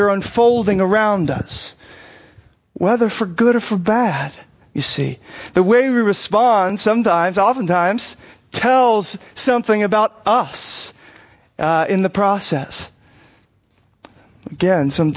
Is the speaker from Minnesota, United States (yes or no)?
no; Arizona, United States; I grew up in Arizona